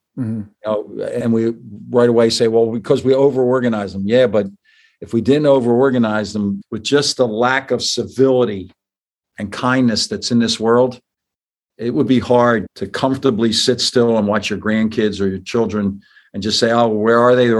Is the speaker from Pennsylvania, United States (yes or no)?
yes; Philadelphia, Pennsylvania, United States; moved away as an adult; also born or lived in Mount Clemens, Michigan / Delaware County, Pennsylvania; now in Michigan, United States; And then Philadelphia, Southwest Philadelphia, St. Barnabas grade school till the sixth grade, seventh grade, we moved to Delaware County. I grew up in the shadow of Monsignor Bonner High School and Archbishop Prendergast High School.